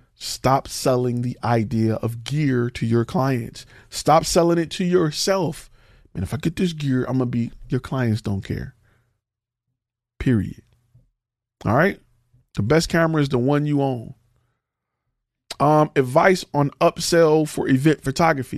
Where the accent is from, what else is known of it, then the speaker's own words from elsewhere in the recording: Detroit, Michigan, United States; I'm from, I'm from Detroit